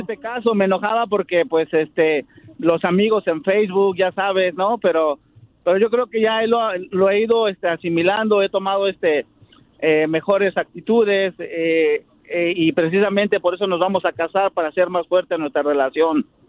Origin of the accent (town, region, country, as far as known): Mexico City, Mexico; now in Santa Clara, United States